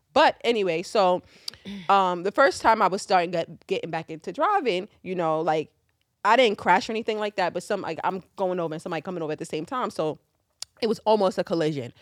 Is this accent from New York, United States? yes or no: yes; New York City, New York, United States; I'm fucking from Queens